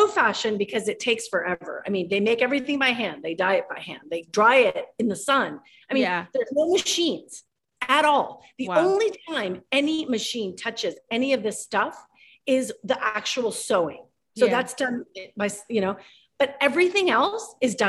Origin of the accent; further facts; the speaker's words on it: Ecuador; moved away; I'm from Ecuador